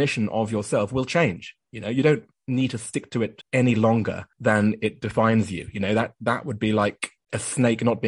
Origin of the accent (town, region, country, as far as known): United Kingdom; moved away as an adult; also born or lived in Japan